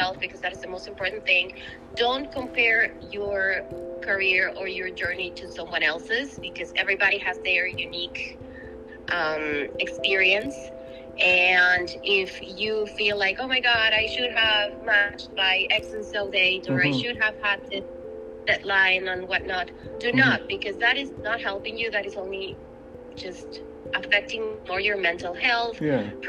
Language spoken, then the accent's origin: English; Ecuador; moved away as an adult; now in United States; I am originally from Ecuador. I am an IMG. I, of course, did my med school there